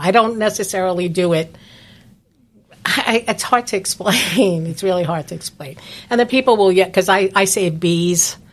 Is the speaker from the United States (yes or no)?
yes; New Jersey, United States; moved away as an adult; now in Palm Coast, United States; I'm previously from New Jersey